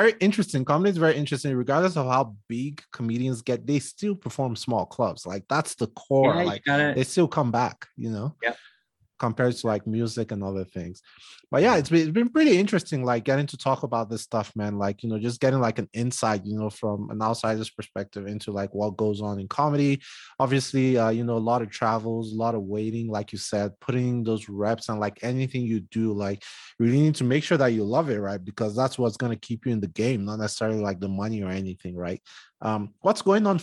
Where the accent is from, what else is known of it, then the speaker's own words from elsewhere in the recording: Nigeria; now in Denver, United States; me being Nigerian